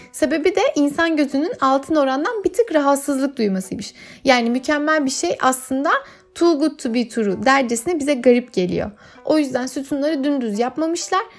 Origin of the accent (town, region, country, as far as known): Turkey